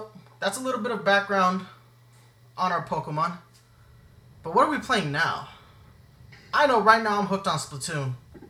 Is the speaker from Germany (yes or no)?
yes; Germany; because we grew up in Germany, so we grew up on a military base.